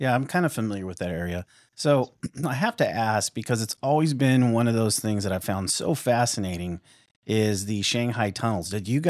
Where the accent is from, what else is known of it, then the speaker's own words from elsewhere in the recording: West Coast, United States; And I'm originally from the West Coast. We're in the Midwest now